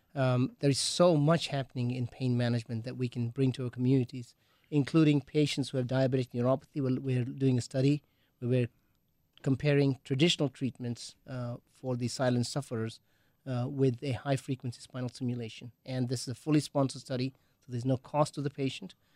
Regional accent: England, United Kingdom; moved away as an adult; also born or lived in Wales / Green Bay / Appleton; now in Milwaukee, United States; I grew up in England

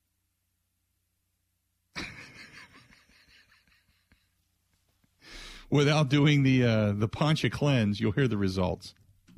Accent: Cincinnati, Ohio, United States; I grew up in Southern Ohio, in Cincinnati, which you are right on the border of Kentucky

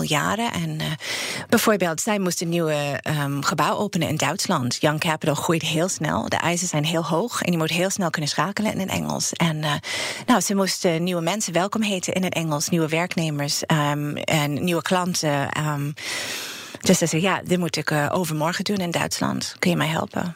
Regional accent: New York City, New York, United States; Dutch is a second language; moved away as an adult; now in Netherlands; ik kom uit Brooklyn, New York. En ik woon eh, in Nederland sinds 1991.

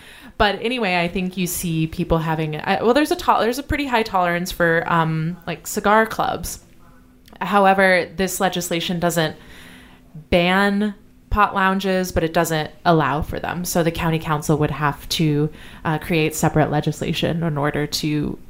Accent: Illinois, United States; now in St. Louis, United States; Well, I came from Illinois and I was on it when I moved to St. Louis. I've lived in the St. Louis area since 2016.

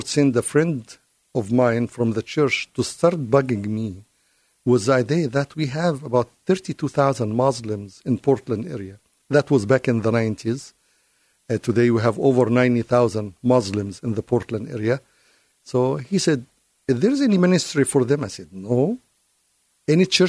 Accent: Egypt; moved away; I grew up in Egypt

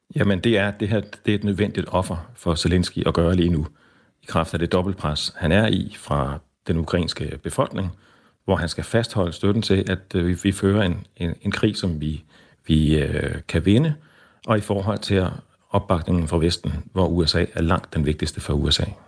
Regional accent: Denmark; os selv øh, hjemme i Danmark

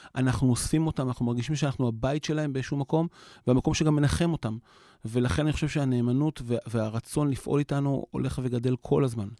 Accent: Yavne, Central District, Israel; אני אישית גדלתי ביבנה

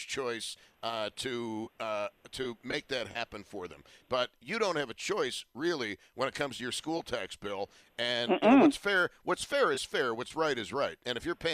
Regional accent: Kenton, New York, United States; we went to school in Kenton

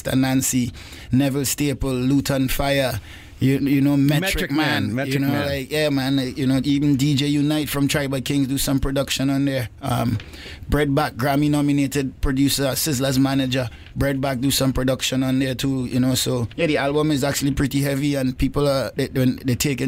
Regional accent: Trinidad & Tobago; also born or lived in New York; now in California, United States; my home country of Trinidad and Tobago

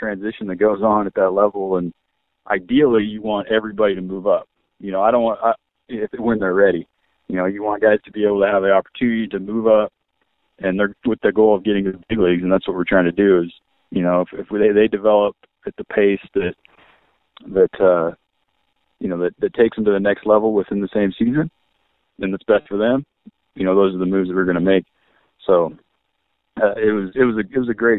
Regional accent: Oregon, United States; moved away as an adult; also born or lived in California / New Mexico / Joliet, Illinois; I grew up in Oregon

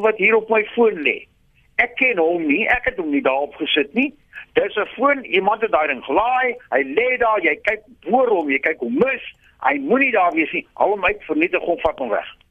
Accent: South Africa; ons as Suid-Afrikaners is gelukkig

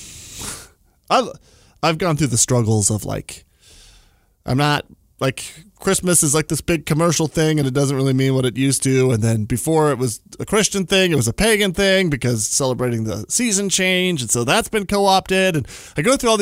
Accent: New Mexico, United States; moved away; I grew up in New Mexico

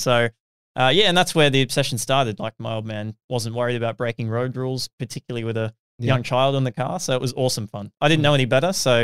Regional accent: Sydney, New South Wales, Australia; I lived in Dundas for ages, which is just outside of Carlingford, Epping, that area eastward. I went to school at Epping Boys

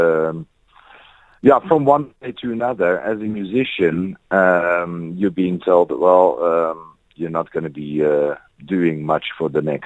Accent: Netherlands; now in South Africa; I'm from the Netherlands, where we have snow

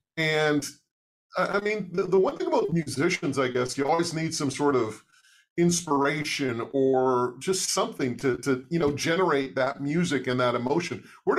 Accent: New Westminster, British Columbia, Canada; I mean, that was our shtick all the time growing up in New Westminster

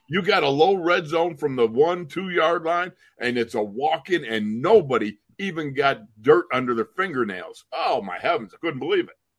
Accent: Buffalo, New York, United States; we're all three of us we're from Buffalo.

